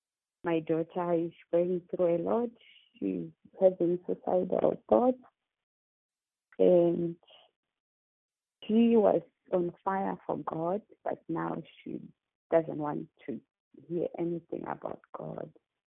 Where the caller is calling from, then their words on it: Australia; I'm calling from Australia.